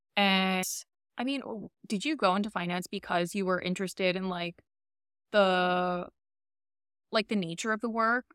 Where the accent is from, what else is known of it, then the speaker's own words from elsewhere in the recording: New York City, New York, United States; also born or lived in Albania; now in Miami, United States; I grew up in Queens